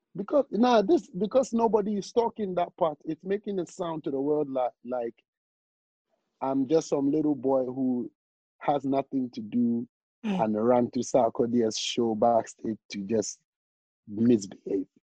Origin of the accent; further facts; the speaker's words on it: Ghana; I'm, I'm from Ghana